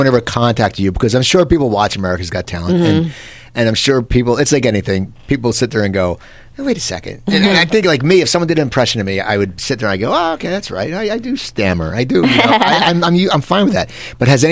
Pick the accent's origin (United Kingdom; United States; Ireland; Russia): United States; New Jersey; now in Los Angeles, United States; growing up in New Jersey